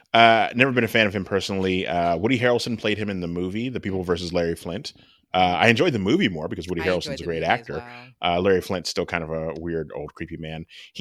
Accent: Canada; We're Canadian, for our Canadian listeners.

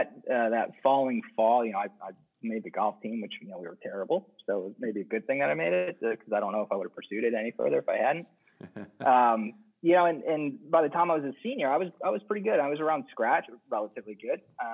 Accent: southern New Hampshire, United States; also born or lived in Framingham, Massachusetts / Natick, Massachusetts; now in Atlantic Beach, United States; Yeah, so I grew up just outside of Boston, kind of in southern New Hampshire and west of the city, kind of the Framingham Natick area when I was very young, and grew up in southern New Hampshire, went to school in southern New Hampshire

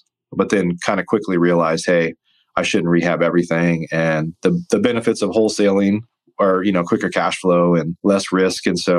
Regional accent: Midwest, United States; I grew up watching This Old House, and I grew up in the Midwest.

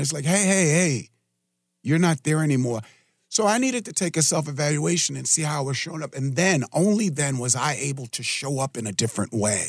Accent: New York City, New York, United States; now in Richmond, United States; I grew up in New York City

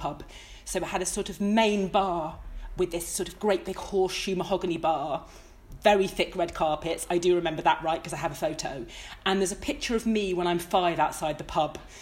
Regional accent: Hertfordshire, East of England, United Kingdom; I grew up in Hertfordshire, which didn't feel nearly as interesting

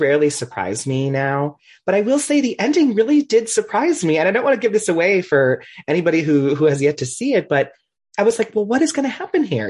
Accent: Cleveland, Ohio, United States; moved away as an adult; now in Columbus, United States; we're from Cleveland, and then now I live in Columbus

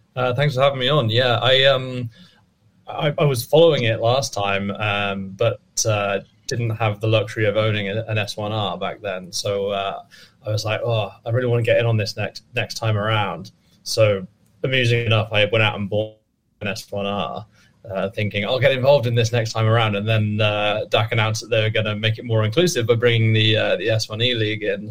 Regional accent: England, United Kingdom; moved away as an adult; also born or lived in North Dakota; now in United States; despite my accent and me being from England, I actually uh, have been living in America for the last six years.

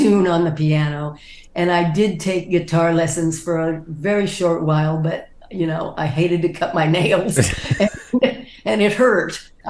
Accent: Sacramento, California, United States; also born or lived in Fresno / Stockton / San Mateo / San Jose; I was born in Sacramento. We moved to Fresno and then Stockton and then back to Fresno and then San Mateo. Oh, we went back to Sacramento at one point, San Mateo, and finally ended up in San Jose.

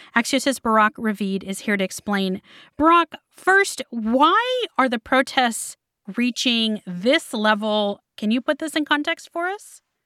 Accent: United States; as an American

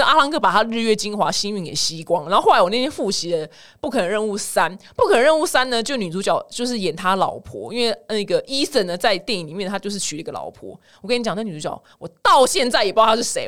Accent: Taiwan; 我们台湾人

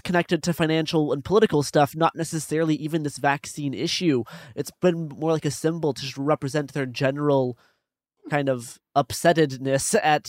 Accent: Saskatoon, Saskatchewan, Canada; in my hometown of Saskatoon, Saskatchewan

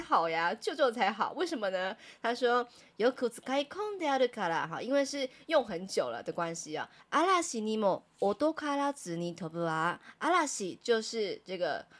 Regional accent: Taiwan; 我们台湾人

